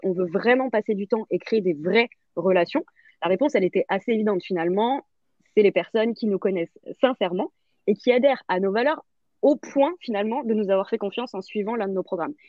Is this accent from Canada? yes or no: no; France; chez nous en France